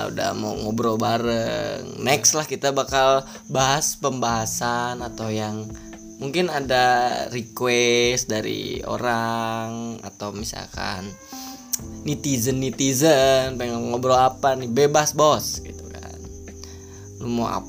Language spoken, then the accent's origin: Indonesian; Ciamis, West Java, Indonesia; siapa sih yang nggak kenal … di kota gua nih terutama kota Ciamis daerahnya Cikoneng bos gitu kan